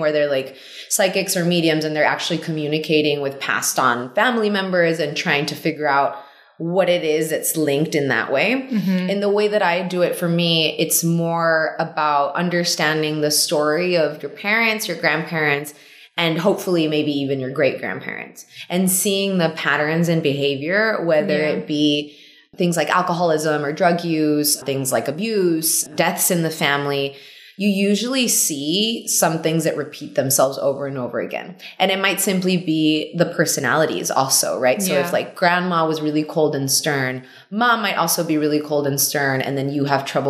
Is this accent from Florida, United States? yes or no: no; Laredo, Texas, United States; also born or lived in Mexico City, Mexico; I grew up in Laredo, Texas